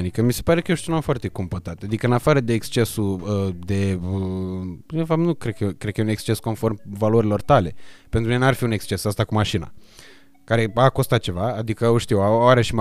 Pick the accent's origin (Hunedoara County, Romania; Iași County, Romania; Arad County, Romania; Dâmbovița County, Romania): Iași County, Romania; Iași; now in Bucharest, Romania; Când am venit eu din Iași în București, adică exact în perioada aia când ai venit și tu din Gheorgheni în București.